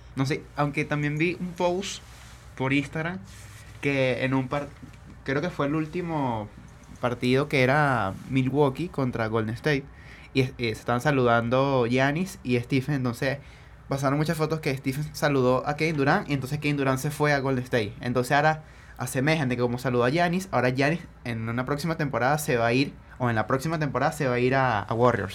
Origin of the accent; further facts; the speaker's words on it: Venezuela; nosotros como venezolanos